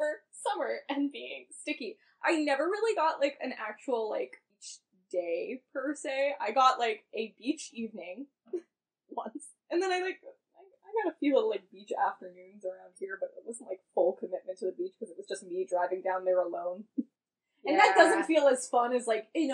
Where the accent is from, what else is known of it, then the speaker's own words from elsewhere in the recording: Massachusetts, United States; I was raised in Massachusetts